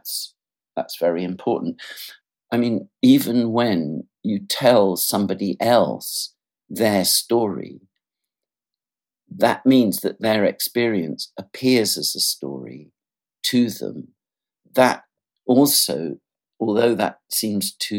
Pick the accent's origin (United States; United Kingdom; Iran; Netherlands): United Kingdom; England; I'm English. That's where I was born in England